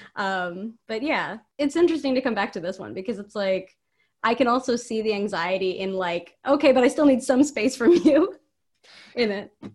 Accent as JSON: {"language": "English", "town": "San Mateo", "region": "California", "country": "United States", "said": "I'm from San Mateo"}